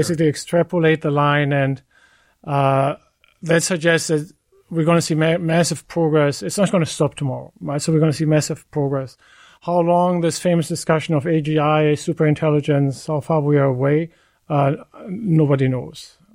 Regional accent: Germany; moved away; I, I come from Germany. My parents live in Germany, get care in Germany.

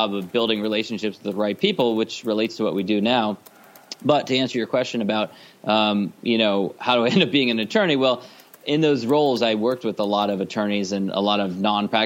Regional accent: Los Angeles, California, United States; as a kid, I grew up in Los Angeles

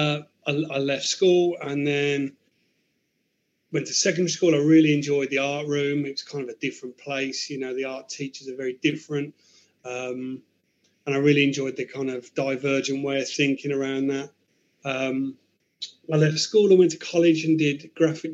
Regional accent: Birmingham, West Midlands, United Kingdom; I grew up in Birmingham city centre in a place called Ladywood, very inner city.

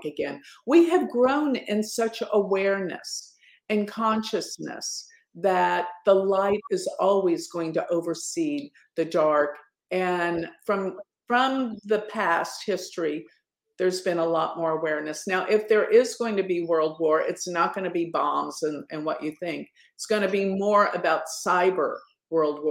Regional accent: Dallas, Texas, United States; in my hometown, Dallas

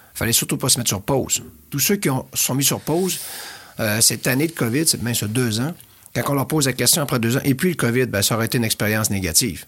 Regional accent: L'Anse-Saint-Jean, Quebec, Canada; moved away; mon village natal, dans le pied de la montagne du Mont-Édouard, qui est la cinquième plus grosse montagne au Québec

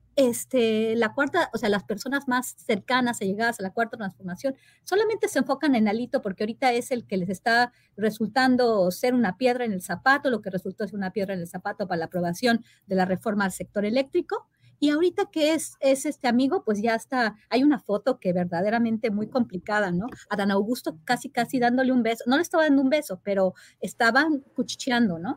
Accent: Mexico; en mi país

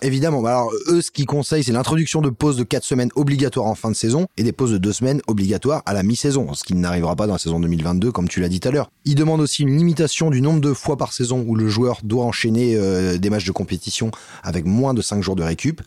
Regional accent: France; on est français

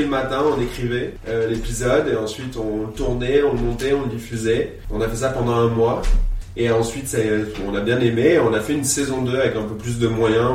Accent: Reuilly, Centre-Val de Loire, France; also born or lived in Vierzon, Cher; je suis quelqu'un qui a grandi à Reuilly dans l'Indre

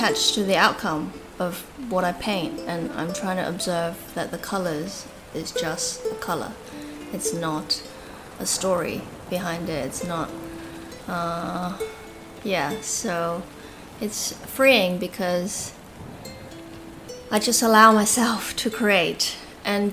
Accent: Australia; also born or lived in Hong Kong; I was born in Hong Kong, and mainly I grew up in Australia

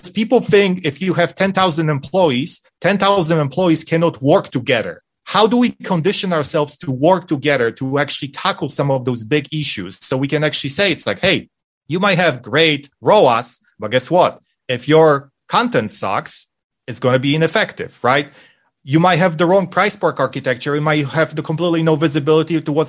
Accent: Poland; English is a second language; moved away; When I was a little kid in the 1980s in Poland during communism

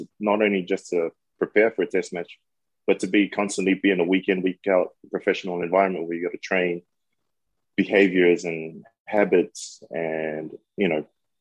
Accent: New Zealand; moved away; growing up in New Zealand

